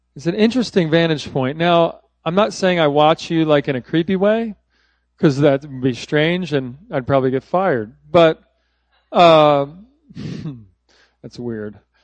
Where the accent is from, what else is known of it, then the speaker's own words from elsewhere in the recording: Philadelphia, Pennsylvania, United States; now in Texas, United States; I grew up there. So I am a transplanted Philadelphian.